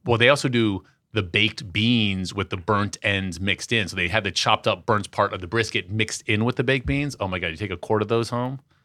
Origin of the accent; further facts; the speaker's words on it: Washington, District of Columbia, United States; As a kid growing up in Washington, D C, during the straight edge era of punk rock